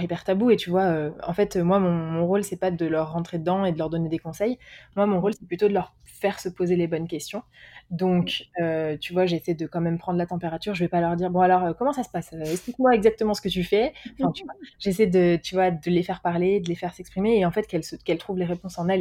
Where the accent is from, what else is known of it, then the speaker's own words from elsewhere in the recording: France; moved away as an adult; also born or lived in Paris / United States / Mexico / England; j'ai quitté la France